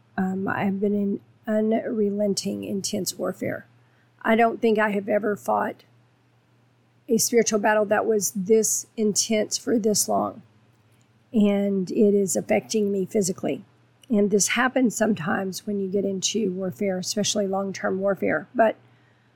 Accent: Texas, United States; I'm from Texas

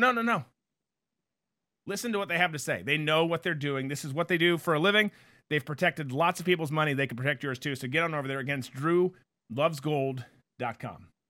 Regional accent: Florida, United States; I'm from Florida

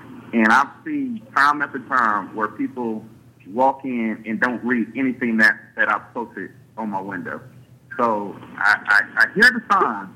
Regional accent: Liberty County, Georgia, United States; I'm born and raised in Liberty County. I have family on from the east side to the west side in Hinesville

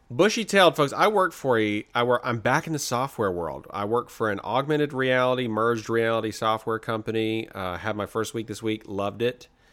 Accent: the South, United States; I'm from the South

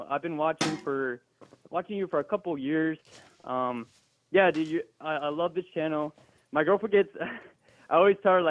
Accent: Texas, United States; I'm actually from Texas, Ryan. And I was born and raised here.

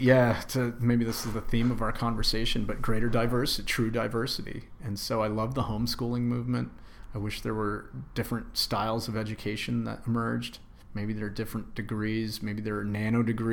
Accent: Greenwich, Connecticut, United States; I grew up in Greenwich, Connecticut, very affluent suburb

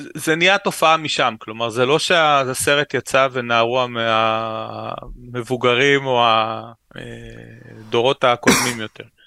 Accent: Ra'anana, Central District, Israel; also born or lived in Ramat Gan; גדלתי רוב חיי ברעננה

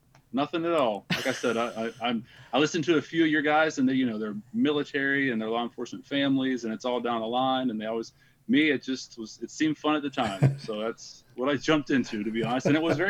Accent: Columbus, Ohio, United States; I'm from Columbus, Ohio.

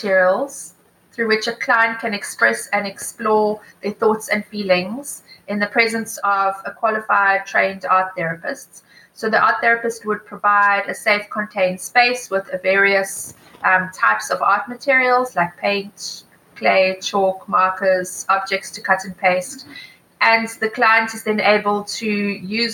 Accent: Johannesburg, Gauteng, South Africa; moved away as an adult; also born or lived in United Kingdom; now in Cape Town, South Africa; I'm originally from Joburg

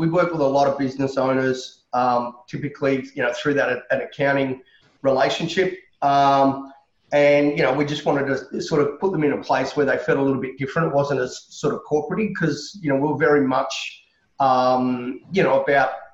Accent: Canberra, Australian Capital Territory, Australia; moved away as an adult; also born or lived in Sydney; I was born and bred in Canberra

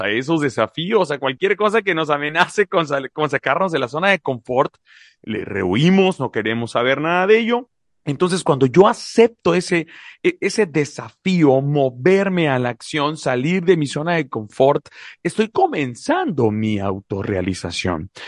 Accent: Mexico; also born or lived in La Paz, Baja California Sur; Soy mexicano, soy mexicano orgullosamente

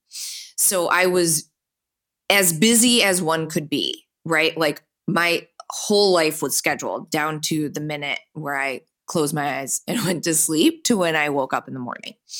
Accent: Birmingham, Michigan, United States; I grew up just outside of Detroit, about twenty minutes away, in, um, a beautiful town called Birmingham

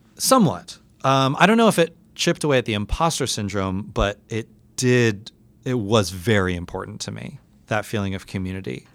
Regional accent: New York City, New York, United States; growing up in New York City as a very, very academically minded and academically high performing student

